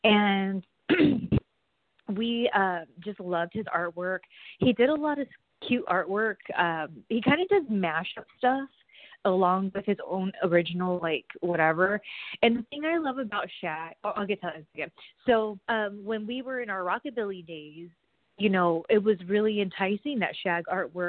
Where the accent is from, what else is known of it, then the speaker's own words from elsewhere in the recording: California, United States; Because to me, I'm from SoCal.